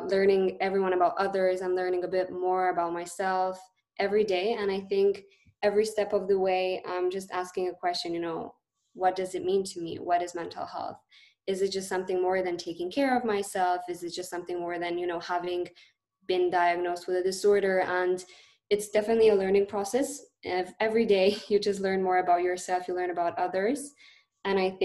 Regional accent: Lithuania; moved away as an adult; now in Abu Dhabi, United Arab Emirates; I am based initially from Lithuania

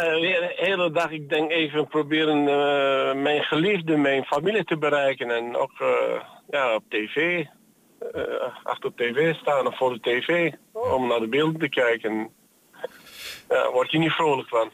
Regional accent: Antakya, Hatay, Turkey; now in Netherlands; dat is mijn geboortestad

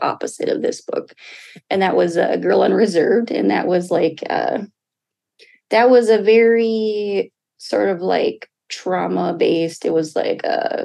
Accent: Red Lake Nation, Minnesota, United States; now in Duluth, United States; I'm from the Red Lake Nation, joining you today from Duluth, Minnesota

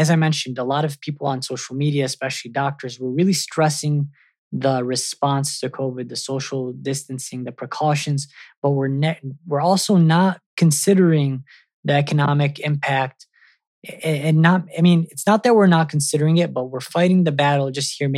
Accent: Michigan, United States; moved away; My hometown is Michigan

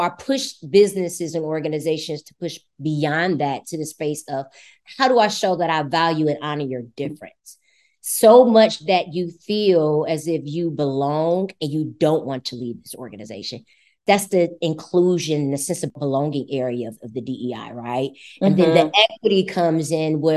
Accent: United States; I'm American

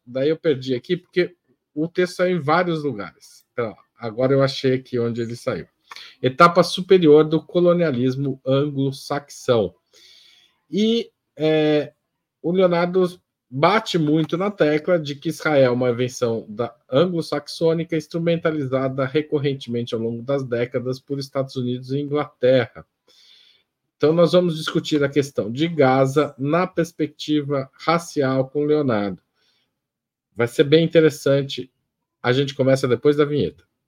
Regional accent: Western São Paulo, Brazil; eu sou do Oeste Paulista

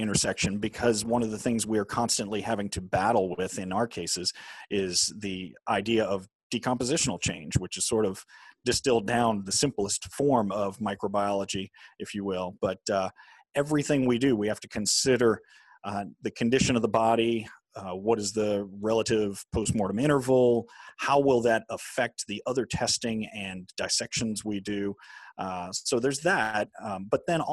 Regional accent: New Orleans, Louisiana, United States; I grew up in New Orleans, Louisiana

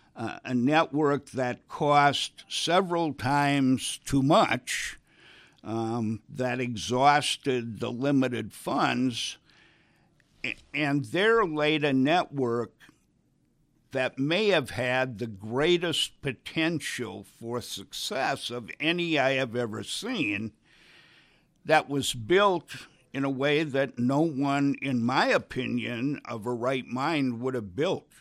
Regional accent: Wisconsin, United States; moved away; I grew up in Wisconsin

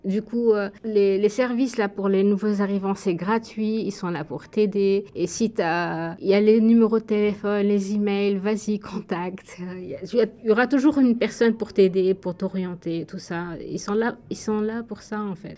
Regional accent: Bizerte, Bizerte Governorate, Tunisia; moved away as an adult; now in Canada; je viens de Bizerte, c'est au nord de la Tunisie.

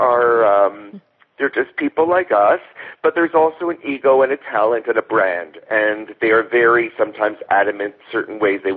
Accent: Thornhill, Ontario, Canada; I grew up in Thornhill.

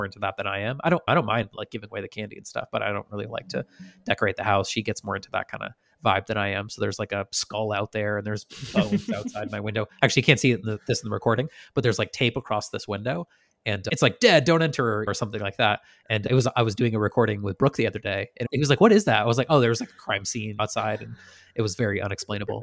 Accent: Shelburne Falls, Massachusetts, United States; We didn't often have snow growing up in West Massachusetts

